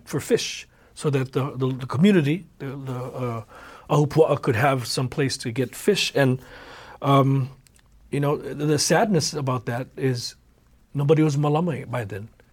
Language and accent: English; Oahu, Hawaii, United States; also born or lived in Kauai; I was born and raised here in Oahu